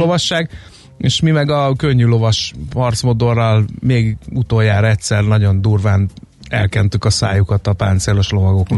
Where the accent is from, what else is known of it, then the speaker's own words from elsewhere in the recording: Hungary; mi magyarok